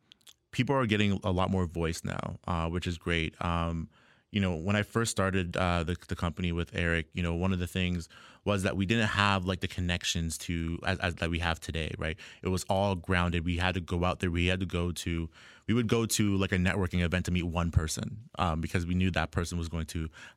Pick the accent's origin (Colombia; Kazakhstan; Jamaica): Jamaica; I'm Black. I'm Jamaican.